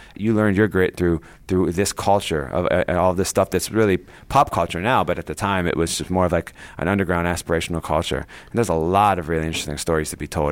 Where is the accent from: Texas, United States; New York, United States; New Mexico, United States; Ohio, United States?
Ohio, United States; I grew up in Ohio